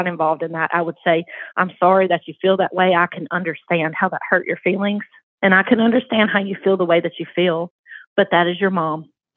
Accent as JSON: {"language": "English", "region": "the South", "country": "United States", "tie": "born or raised there", "accent": "Southern", "said": "I was raised in the South, obviously. I'm sure you can hear it in my accent."}